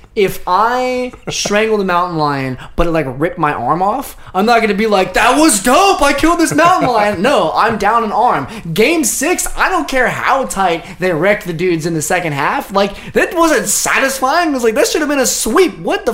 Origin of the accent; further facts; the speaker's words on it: Bay Area, California, United States; we were growing up in the Bay Area.